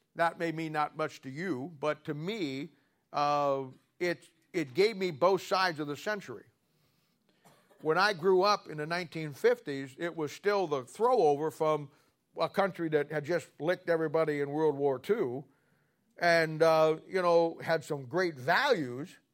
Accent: Canton, Ohio, United States; moved away; I'm from the Canton Baptist Temple, Doctor Harold Henniger. He's gone home to be with the Lord now. He or, they ordained me and sent me out back in the seventies, and I, I grew up there, got right. My mom and dad were charter members in that church

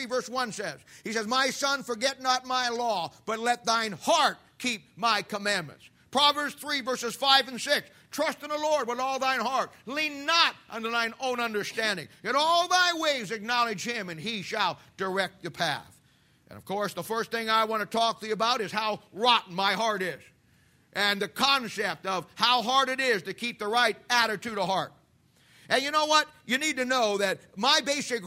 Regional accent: United States; We as American Christians

